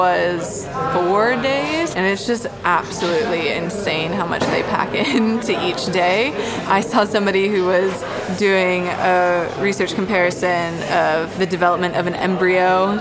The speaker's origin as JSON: {"language": "English", "region": "Florida", "country": "United States", "moved": "as an adult", "lives_now": "London, United Kingdom", "said": "I am originally from Florida"}